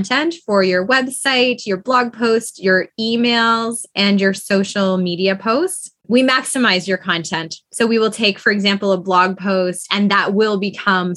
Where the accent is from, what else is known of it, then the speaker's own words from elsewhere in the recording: Toronto, Ontario, Canada; now in Kitchener, Canada; I grew up in a suburb of Toronto, Scarborough, and now I'm an hour west in Kitchener, Ontario